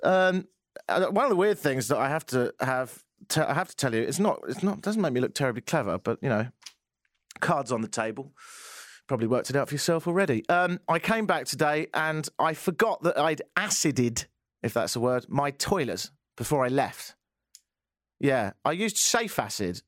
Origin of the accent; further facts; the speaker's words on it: Brighton, South East England, United Kingdom; accent: English; moved away as an adult; also born or lived in Ottawa; now in Toronto, Canada; I'm from Brighton in the south of England. I've lived here for ten years.